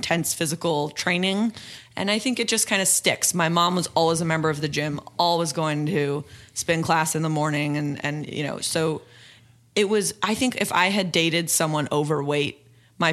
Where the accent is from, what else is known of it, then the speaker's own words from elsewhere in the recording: Los Angeles, California, United States; My dad is famous in my hometown of West Hills, California